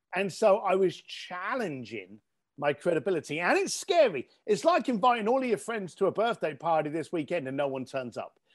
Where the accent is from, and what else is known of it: United Kingdom